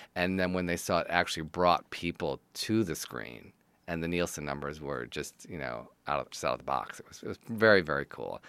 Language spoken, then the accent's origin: English; Detroit, Michigan, United States; I'm from Detroit, Michigan, and I'm a writer, producer, director, and teacher